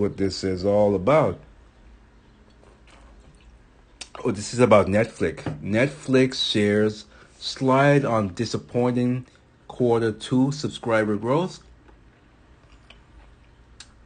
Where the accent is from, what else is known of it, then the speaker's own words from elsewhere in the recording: U.S. Virgin Islands; moved away; when I was growing up, I'm from St. Thomas, and so certain words we don't pronounce correctly